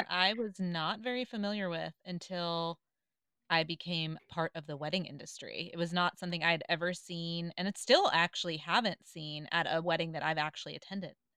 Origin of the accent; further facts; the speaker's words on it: the South, United States; I grew up in the South